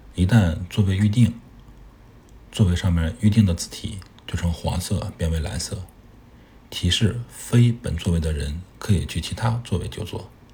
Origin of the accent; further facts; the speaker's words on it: China; 作为一个中国人